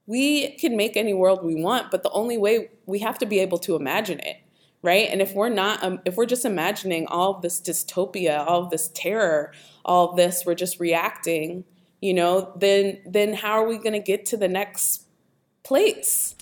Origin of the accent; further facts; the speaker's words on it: Pittsburgh, Pennsylvania, United States; I grew up in Pittsburgh and, um, both of my parents actually are from Sewickley